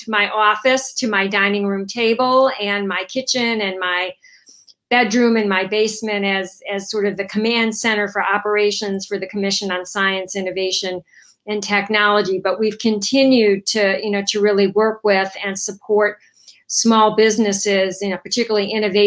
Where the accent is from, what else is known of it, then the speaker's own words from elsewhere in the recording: Chicago, Illinois, United States; moved away as an adult; also born or lived in New Jersey; I'm originally from Chicago and grew up in the Midwest